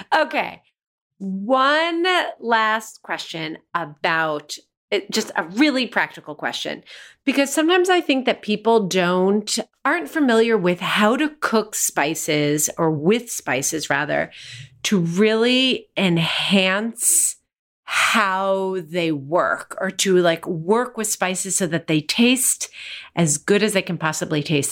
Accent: United States; Growing up in the United States, we ate a lot of Chinese takeout

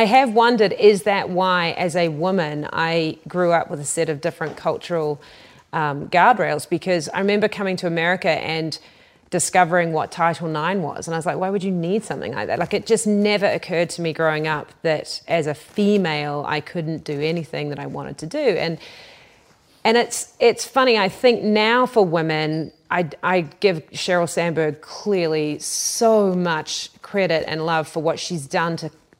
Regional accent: New Zealand; I come from New Zealand, and we, many people may not know, were the first country in the world to give women the vote.

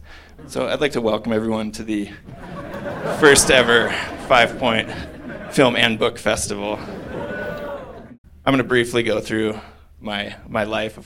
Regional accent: Iowa, United States; moved away as an adult; also born or lived in Denver; now in Colorado, United States; as I grew up, of course, I was living in Iowa

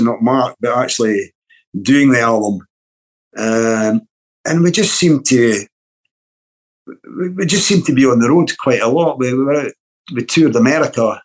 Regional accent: Dunfermline, Scotland, United Kingdom; born or raised there; also born or lived in Timmins, Ontario, Canada

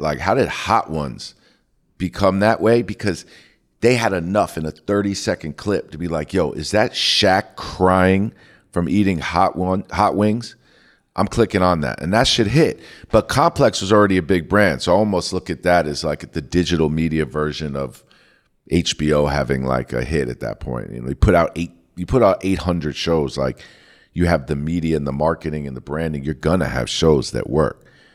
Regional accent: New York, United States; growing up in New York

